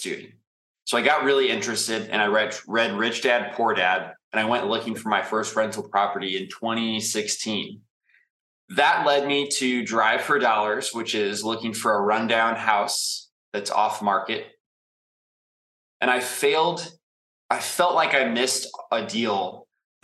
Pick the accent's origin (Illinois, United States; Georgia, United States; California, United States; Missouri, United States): Missouri, United States; St. Louis; moved away as an adult; now in Indianapolis, United States; I'm from St. Louis. You're correct. I spent the last 7 years in Indianapolis